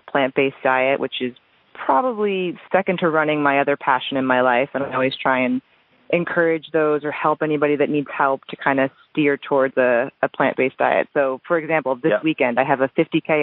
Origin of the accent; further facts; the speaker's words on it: New Jersey, United States; moved away; I'm originally from New Jersey, so all of my family's back there